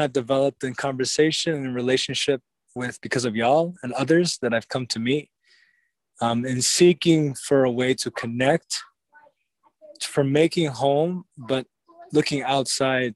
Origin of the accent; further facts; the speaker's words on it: New York City, New York, United States; moved away as an adult; now in Utah, United States; I was born and raised in Lenape territory, or Brooklyn, New York.